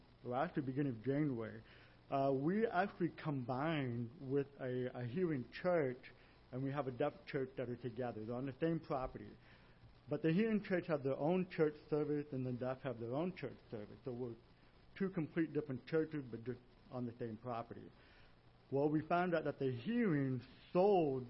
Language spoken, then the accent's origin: English; De Soto, Missouri, United States; moved away as an adult; now in Brazil; I'm actually from DeSoto, Missouri